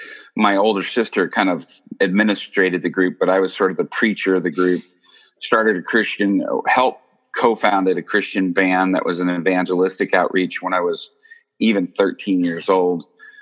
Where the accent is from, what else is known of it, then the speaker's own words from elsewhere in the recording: Japan; born there; I was born in Japan. Parents were missionaries.